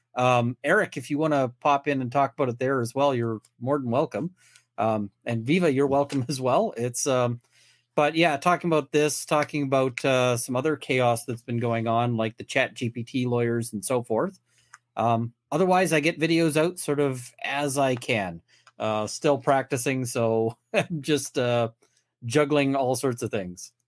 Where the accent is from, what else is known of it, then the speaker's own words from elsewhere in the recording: Canada; I'm a Canadian criminal defense and firearms lawyer